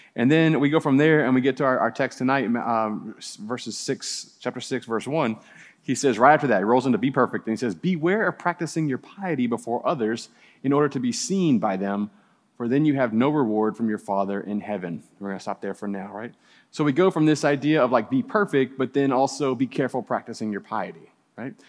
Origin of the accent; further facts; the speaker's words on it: New Orleans, Louisiana, United States; moved away; I grew up in New Orleans and we had spook houses